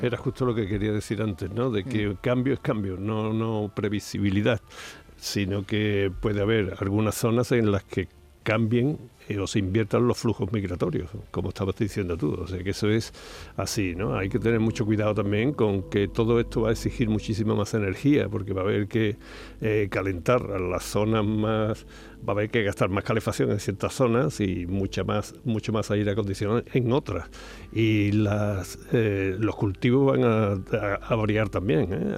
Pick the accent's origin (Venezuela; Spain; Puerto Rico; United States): Spain; Andalusia